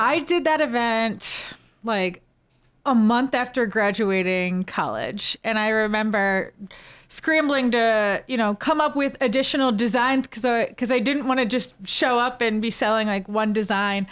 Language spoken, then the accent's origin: English; St. Louis, Missouri, United States; also born or lived in Mobile, Alabama; growing up in Saint Louis